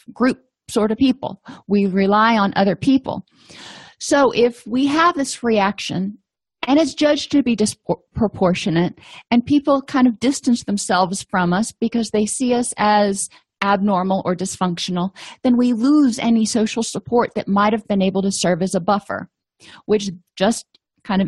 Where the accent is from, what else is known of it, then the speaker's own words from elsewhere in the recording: Florida, United States; I come from Florida